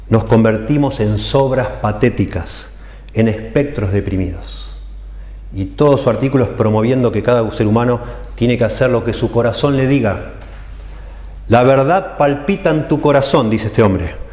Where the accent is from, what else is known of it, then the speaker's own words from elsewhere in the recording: Italy; Spanish is a second language; es posible que yo sea un gritón, pero no es porque soy italiano, es porque aprendí de mi papá, de mi abuelo y copio eso.